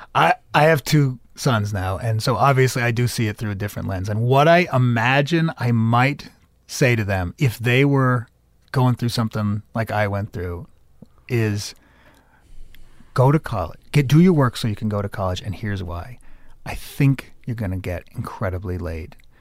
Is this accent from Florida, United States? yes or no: no; Medford, Massachusetts, United States; also born or lived in New York; I was born in New York and raised in the Boston area